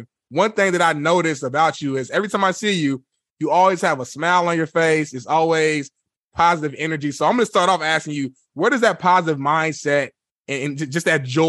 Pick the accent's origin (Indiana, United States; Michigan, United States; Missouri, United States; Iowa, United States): Indiana, United States; Indianapolis; moved away as an adult; now in Los Angeles, United States; I moved out to LA almost 5 years ago now. I'm originally from Indianapolis, Indiana.